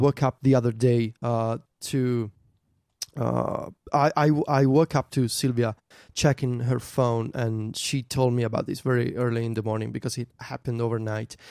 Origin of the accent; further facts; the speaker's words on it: Viterbo, Lazio, Italy; in Viterbo, my hometown